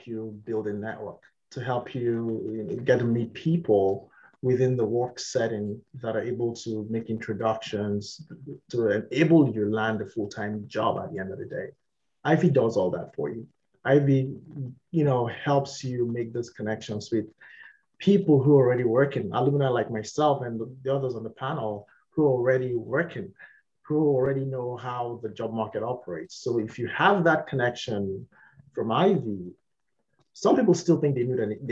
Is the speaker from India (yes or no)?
no; Nigeria; moved away as an adult; also born or lived in United Kingdom; now in Canada; my home country where I come from, Nigeria